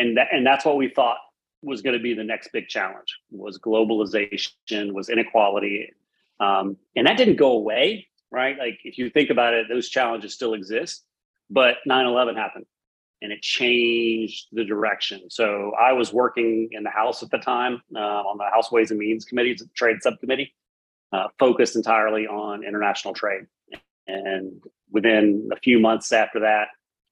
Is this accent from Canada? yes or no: no; United States; as an American who's lived abroad